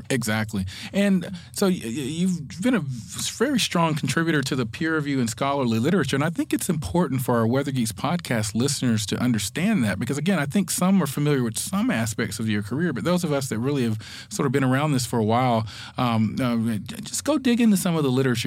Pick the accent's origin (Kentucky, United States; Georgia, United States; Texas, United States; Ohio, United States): Georgia, United States; Atlanta; the Atlanta area where I grew up